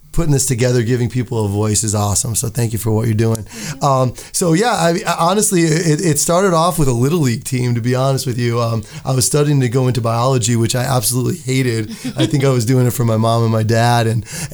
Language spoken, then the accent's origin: English; Buffalo, New York, United States; now in Las Vegas, United States; I'm from Buffalo, but I spent my high school years here at Chaparral High School, go Cowboys, UNLV